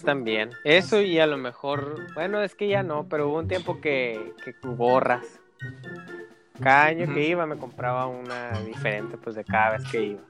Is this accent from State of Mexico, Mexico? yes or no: no; Hermosillo, Sonora, Mexico; nosotros que somos de Hermosillo, Sonora